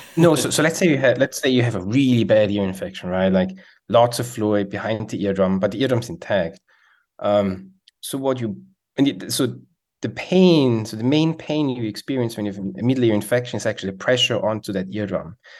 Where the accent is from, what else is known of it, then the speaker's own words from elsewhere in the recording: Switzerland; English is a second language; moved away as an adult; now in United States; as you can hear, I have an accent, so I'm from Switzerland